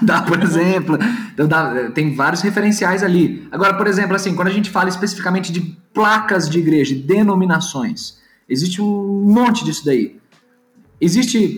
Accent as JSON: {"language": "Portuguese", "region": "São Paulo", "country": "Brazil", "said": "Eu sou paulistano"}